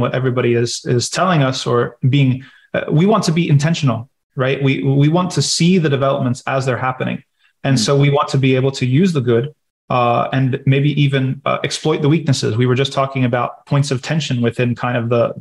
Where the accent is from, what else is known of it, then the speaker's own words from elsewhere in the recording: United States; I was from America